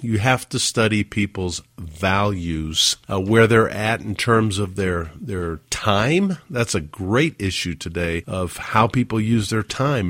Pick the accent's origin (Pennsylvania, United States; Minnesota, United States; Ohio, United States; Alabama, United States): Alabama, United States; Huntsville; moved away; my hometown of Huntsville, Alabama